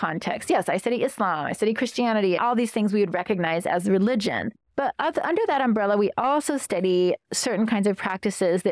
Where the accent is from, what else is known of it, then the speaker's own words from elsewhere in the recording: Cache Valley, Utah, United States; I grew up in Cache Valley, Utah